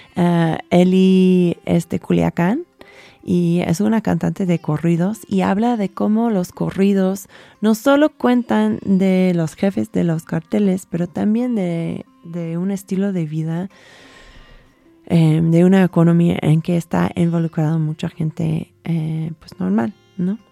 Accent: California, United States; Spanish is a second language; moved away as an adult; also born or lived in Texas / Mexico City; now in Mexico; yo soy de California, o sea, me nací en Texas, pero nos mudábamos a las al un mes a California

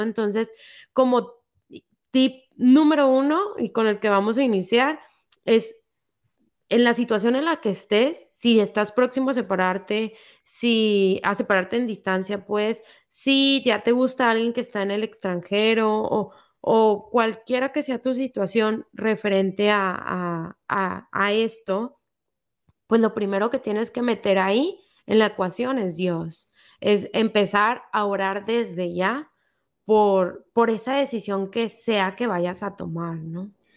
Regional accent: Mexico; yo soy mexicana

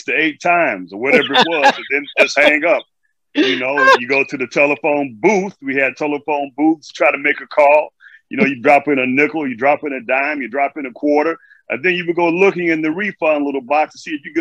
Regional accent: Chicago, Illinois, United States; moved away as an adult; now in New York City, United States; I'm originally from Chicago, Illinois, the south side of Chicago

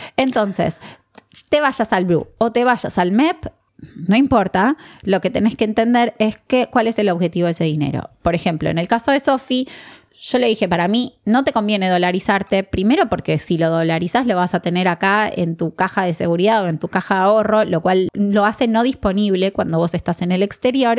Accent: Argentina; nosotros como argentinos

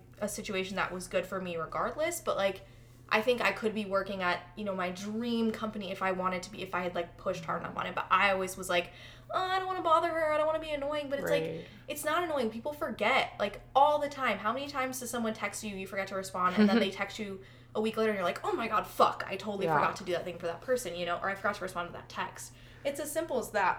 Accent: Chicago, Illinois, United States; moved away; I'm from Chicago

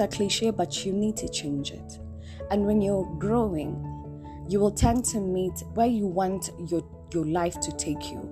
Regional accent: Nairobi, Kenya; moved away as an adult; also born or lived in Mombasa; born and raised in Nairobi. Yes, I lived in Mombasa kidogo, but I've been raised in Nairobi

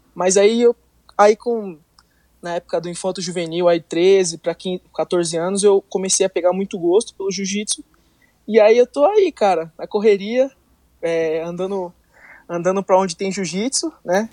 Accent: Miracatu, São Paulo, Brazil; first language Portuguese; moved away as an adult; now in United States; eu sou do interior de São Paulo, é, para ser mais específico, no Vale do Ribeira, numa cidade chamada Miracatu

